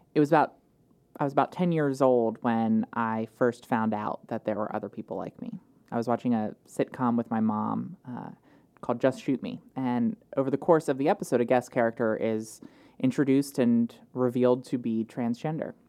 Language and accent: English; Wilmington, Delaware, United States; I grew up in Wilmington, um, West 17th Street uh, in Wilmington